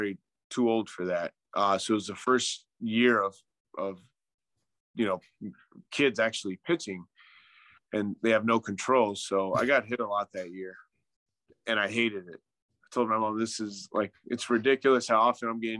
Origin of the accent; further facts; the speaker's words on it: Southern California, United States; moved away as an adult; now in Arizona, United States; We're from California, but we moved out here about 11 years